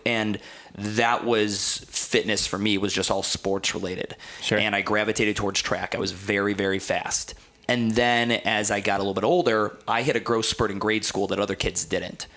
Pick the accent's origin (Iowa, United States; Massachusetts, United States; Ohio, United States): Ohio, United States; Cleveland; also born or lived in New Jersey; I grew up in Cleveland, Ohio, and I, you know, I moved during my high school